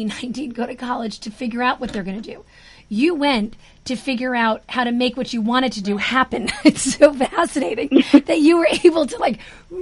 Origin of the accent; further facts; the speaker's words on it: Jersey City, New Jersey, United States; I'm from Jersey City